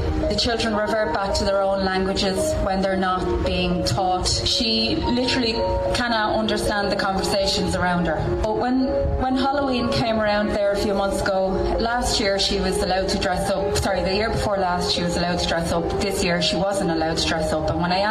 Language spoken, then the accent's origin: English; Dublin, Leinster, Ireland; I'm from Dublin, but I come to Mayo every weekend.